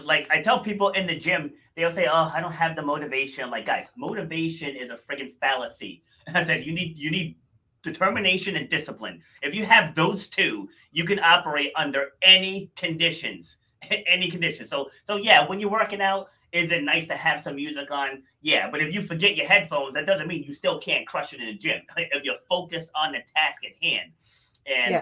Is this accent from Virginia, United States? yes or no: no; Rhode Island, United States; also born or lived in New York City; I was born in New York City, but I spent the boat, I think we moved to Rhode Island when I was 2.5, I want to say. So I'm definitely from Rhode Island